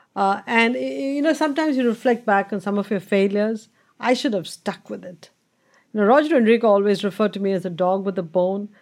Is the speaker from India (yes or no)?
yes; India; born or raised there